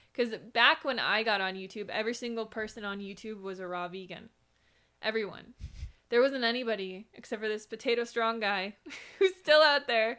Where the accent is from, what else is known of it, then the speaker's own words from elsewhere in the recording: Minnesota, United States; now in Arizona, United States; I grew up in Minnesota in a cold climate